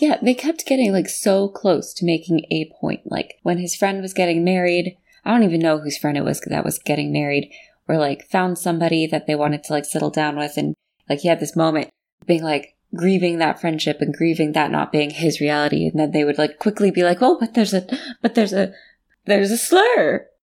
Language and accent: English; United States; I'm from America and we have a very puritanical culture